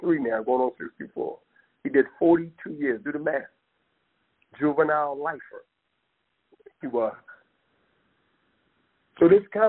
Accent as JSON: {"language": "English", "region": "East Coast", "country": "United States", "said": "I'm an East Coast guy"}